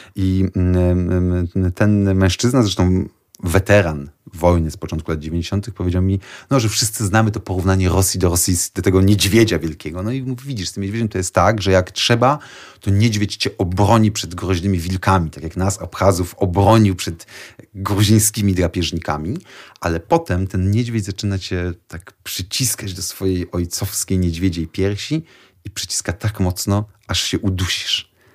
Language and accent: Polish; Poland